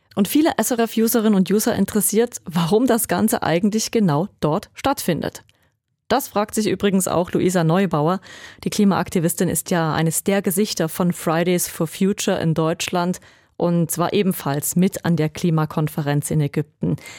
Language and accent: German; Switzerland; bei uns in der Schweiz